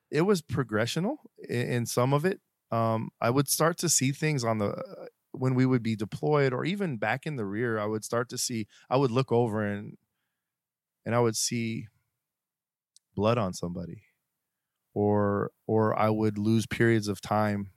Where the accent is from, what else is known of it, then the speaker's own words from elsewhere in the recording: Colorado, United States; also born or lived in Cortez, Colorado / Englewood, Colorado / Aurora, Colorado; I'm actually originally from Colorado